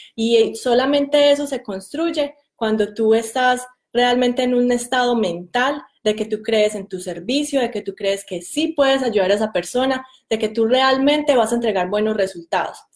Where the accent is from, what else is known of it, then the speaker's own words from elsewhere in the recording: Medellín, Antioquia, Colombia; moved away; yo soy de Medellín